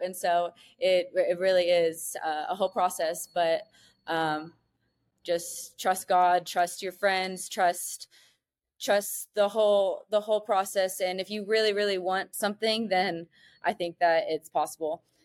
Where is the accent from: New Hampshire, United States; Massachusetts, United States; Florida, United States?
Florida, United States; Niceville; moved away as an adult; now in Mexico; we grew up in Niceville